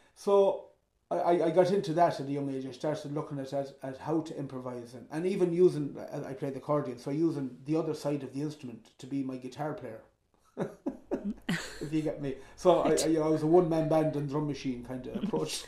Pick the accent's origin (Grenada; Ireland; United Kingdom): Ireland; also born or lived in Belmullet; I'm from Ireland